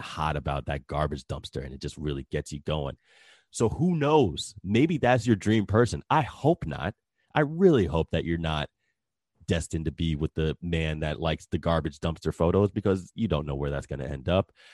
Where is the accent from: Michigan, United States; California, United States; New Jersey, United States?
New Jersey, United States; now in Texas, United States; I am originally from New Jersey, and I moved down to Texas in two thousand three.